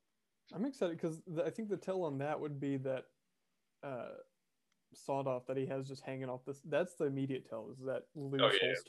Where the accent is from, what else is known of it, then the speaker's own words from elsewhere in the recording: Arizona, United States; And we ran into someone who was also from Arizona, which I am from Arizona